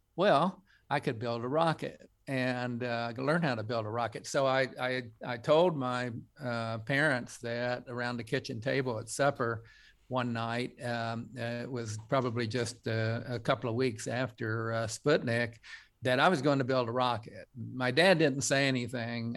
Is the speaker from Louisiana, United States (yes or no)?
no; Coalwood, West Virginia, United States; a kid growing up in Colwood